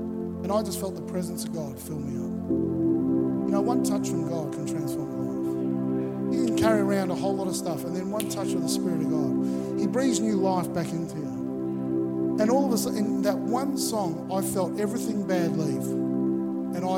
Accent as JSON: {"language": "English", "town": "Melbourne", "region": "Victoria", "country": "Australia", "tie": "born or raised there", "moved": "yes", "lives_now": "Gold Coast, Australia", "said": "I grew up in Melbourne"}